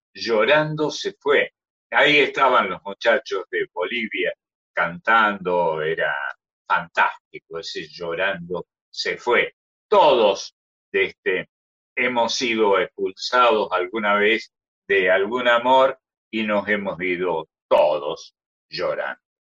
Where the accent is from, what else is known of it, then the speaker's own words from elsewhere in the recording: Córdoba, Argentina; un acento, una manera de hablar en cordobés que los cordobeses en general procuramos evitar